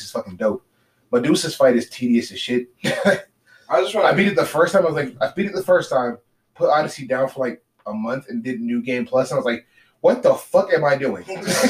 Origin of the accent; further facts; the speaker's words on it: California, United States; Growing up in California